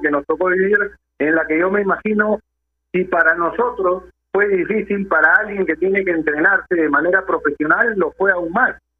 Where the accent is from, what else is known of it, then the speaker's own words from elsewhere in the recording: Peru; Como peruanos